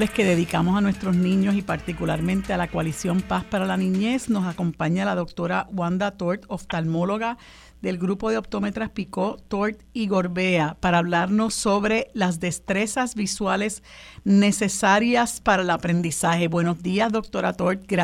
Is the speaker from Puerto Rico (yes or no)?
yes; Puerto Rico; yo pienso que en el caso particular nuestro como colonia estadounidense hace falta que nuestro pueblo, ¿verdad?